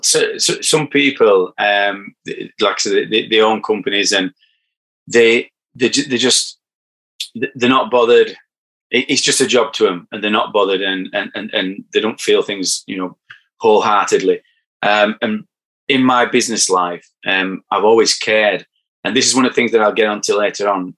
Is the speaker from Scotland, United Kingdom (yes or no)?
no; Barnsley, Yorkshire and the Humber, United Kingdom; accent: broad; I'm from Barnsley